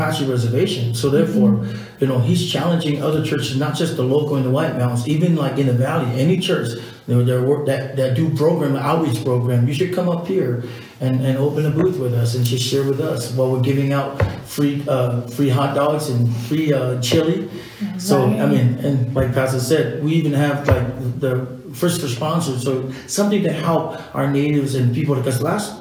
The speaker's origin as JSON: {"language": "English", "country": "Samoa", "moved": "yes", "said": "I'm from Samoa"}